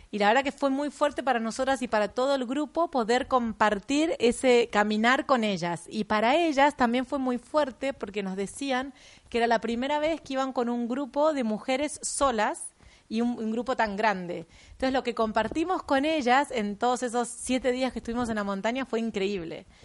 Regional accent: Mendoza, Argentina; Yo vengo de Mendoza y bueno, y toda mi, escuela de montaña viene de ahí, claramente.

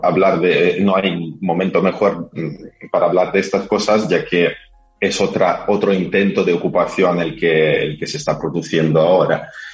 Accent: Carpathians, Ukraine; moved away; de los Cárpatos, donde yo nací

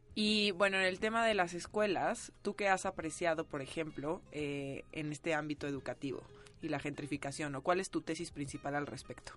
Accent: Mexico City, Mexico; yo soy de la Narvarte

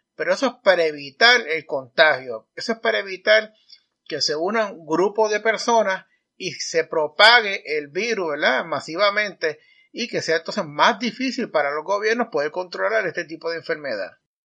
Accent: Puerto Rico; en mi país, Puerto Rico

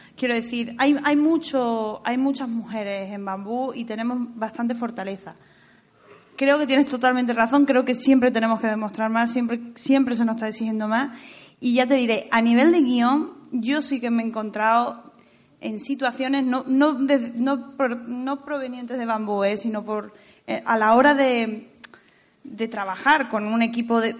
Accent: Andalusia, Spain; now in Madrid, Spain; que soy andaluza

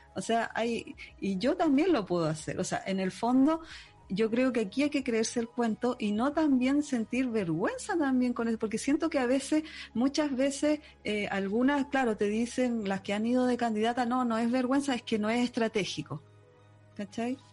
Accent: Puente Alto, Santiago Metropolitan Region, Chile; also born or lived in Conchalí; yo viví en Conchalí en mi infancia, en mi adolescencia estuve en Puente, viví en Puente Alto

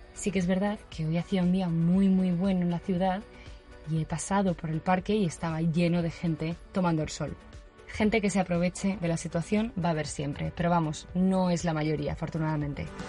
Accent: Valencia, Valencian Community, Spain; moved away as an adult; now in San Francisco, United States; soy de Valencia y vivo en San Francisco desde hace casi tres años

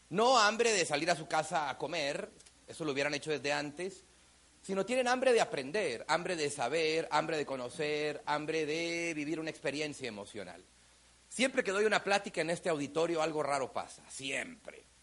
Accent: Mexico; Yo soy mexicano, aunque hablo raro. Claro, porque hablo en muchos países y uno tiene que aprender a tener un tono universal.

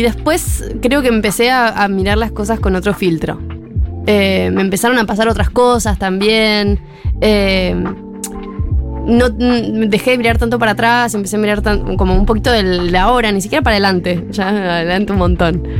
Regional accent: Córdoba, Argentina; yo soy de Córdoba

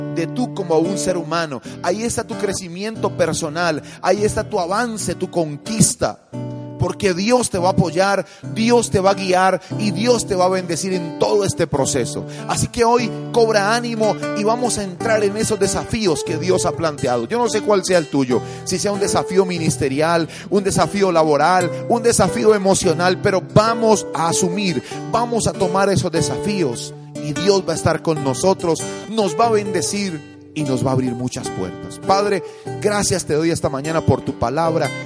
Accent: Colombia; en mi país, en Colombia

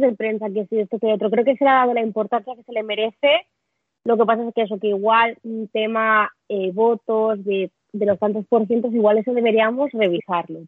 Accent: Catalonia, Spain; Yo como catalana

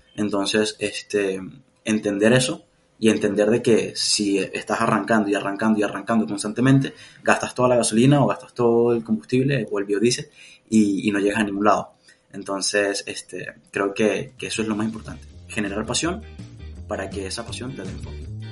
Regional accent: Mérida, Venezuela; moved away; also born or lived in Valencia, Venezuela; yo nací en Mérida, que es como la sierra en Venezuela, pero estaba viviendo en, Valencia

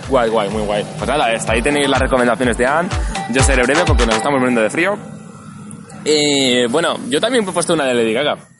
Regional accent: Barcelona, Catalonia, Spain; yo soy de Barcelona

